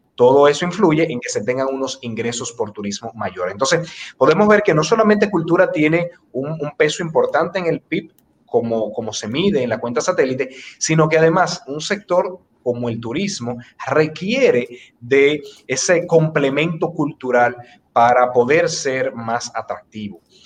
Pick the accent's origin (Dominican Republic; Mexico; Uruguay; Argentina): Dominican Republic